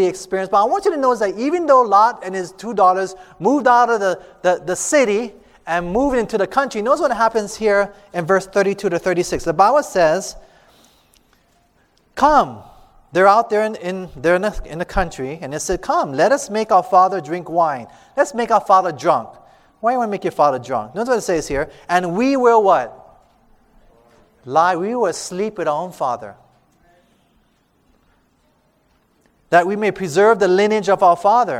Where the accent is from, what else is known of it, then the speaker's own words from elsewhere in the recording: Hawaii, United States; we're from Hawaii